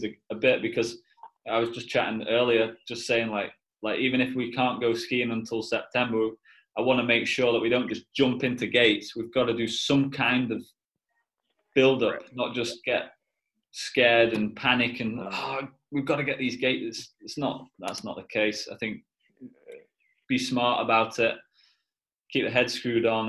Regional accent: United Kingdom; Being British

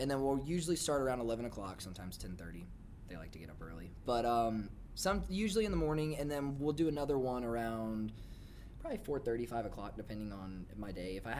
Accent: Dothan, Alabama, United States; moved away as an adult; now in Nashville, United States; I'm originally from a small town in South Alabama called Dothan. Mm. I grew up in Dothan for about 18 years, and I moved up here in 2012.

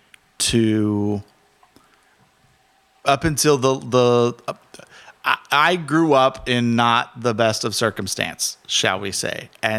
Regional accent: Jalisco, Mexico; And so growing up in Cerros, like with blue agave everywhere.

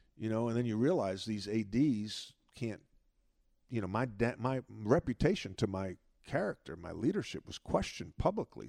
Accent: Long Island, New York, United States; grow up where I grew up on Long Island with great parents

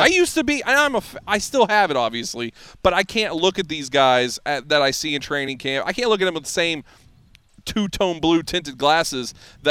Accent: Middle Tennessee, United States; I grew up here in Middle Tennessee. Yeah. I grew up a Titans fan.

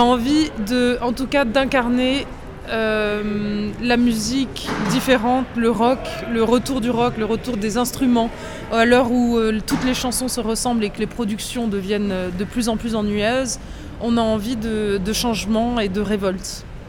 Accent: south of France, France; moved away as an adult; now in Paris, France; c'est notre euh, région, on est très fiers

